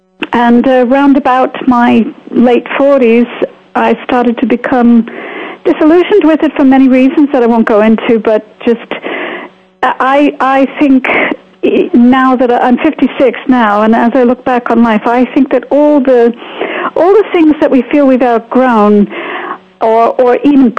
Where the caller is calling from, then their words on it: Bedford, East of England, United Kingdom; I am calling from Bedford, England, so it's just a miracle we're connecting at all.